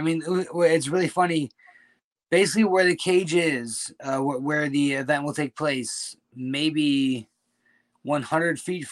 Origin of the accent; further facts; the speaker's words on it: Attica, New York, United States; also born or lived in Minnesota; now in China; my hometown. You know, like Attica, New York is a very small community, and I had the pleasure of growing up there